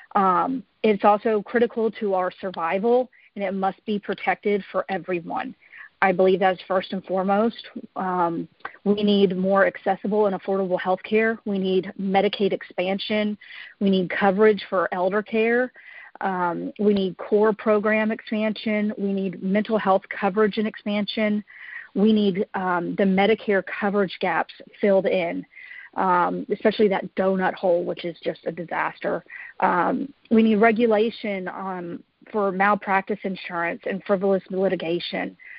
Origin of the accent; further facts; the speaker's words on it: Georgia, United States; I was born and raised here in Georgia